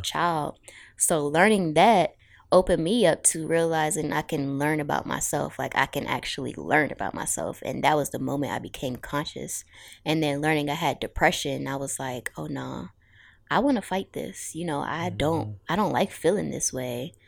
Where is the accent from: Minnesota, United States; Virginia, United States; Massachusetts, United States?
Virginia, United States; Suffolk; also born or lived in Norfolk; now in Newport News, United States; I'm from a lot of places, but I grew up in Suffolk and I currently live in Newport News